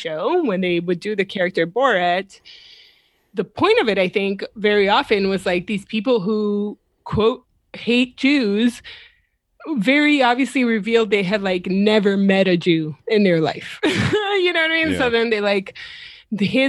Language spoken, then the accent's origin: English; Colombia; accent: Colombian Spanish; that's my accent. That's my people